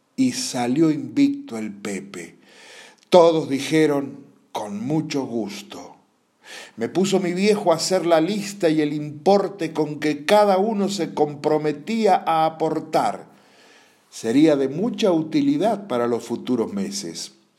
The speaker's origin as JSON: {"language": "Spanish", "town": "Godoy Cruz", "region": "Mendoza", "country": "Argentina", "tie": "born or raised there", "said": "En mi barrio natal, el bancario de Godoy Cruz"}